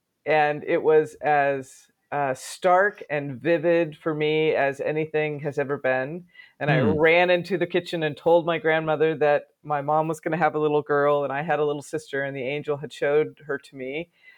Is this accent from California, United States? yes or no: yes; Sacramento, California, United States; also born or lived in Portland, Oregon; I was born in Portland, Oregon, and grew up in Sacramento, California.